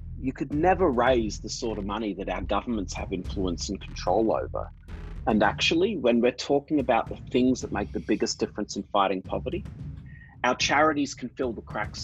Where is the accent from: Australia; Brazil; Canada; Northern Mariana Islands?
Australia; moved away as an adult; now in New York City, United States; So as you can probably tell from my accent, I grew up in Australia